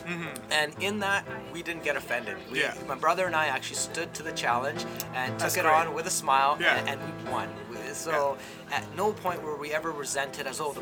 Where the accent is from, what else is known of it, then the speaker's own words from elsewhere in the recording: Abbotsford, British Columbia, Canada; Right here, Abbotsford